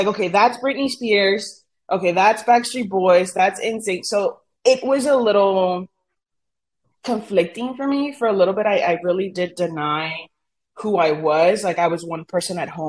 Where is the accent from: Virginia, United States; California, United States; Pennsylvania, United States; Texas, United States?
Texas, United States; Brownsville; first language Spanish; English is a second language; I was born in Brownsville. My parents are from Matamoros, Tamaulipas, which is Brownsville's border with Matamoros